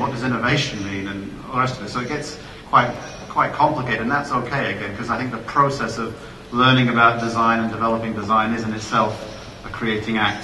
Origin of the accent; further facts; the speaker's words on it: United Kingdom; moved away as an adult; also born or lived in United States / Italy / Canada; now in Florida, United States; I'm a Brit I, um, originally from the UK, but I've uh, had the pleasure of living and working in, in many different countries now.